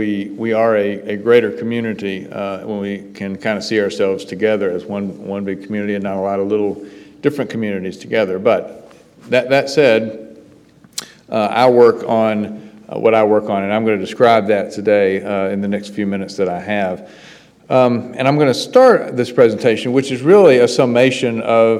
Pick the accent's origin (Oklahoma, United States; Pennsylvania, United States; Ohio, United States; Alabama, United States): Alabama, United States; Bessemer; Bessemer, Alabama, an old industrial suburb on the west side, is where I really grew up